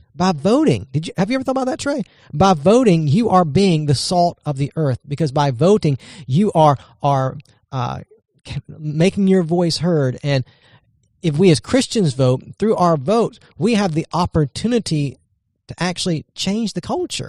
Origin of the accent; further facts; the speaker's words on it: United States; as an American citizen